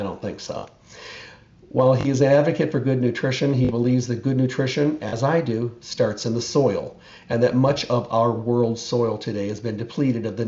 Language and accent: English; Midwest, United States; moved away; I grew up in the Midwest